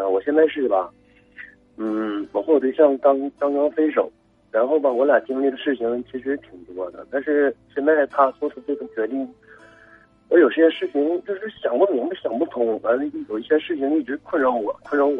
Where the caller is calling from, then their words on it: Changchun, Jilin, China; 哎，喂，你好，我其实我是长春的听众，也是就是一个你的忠实的老听众了。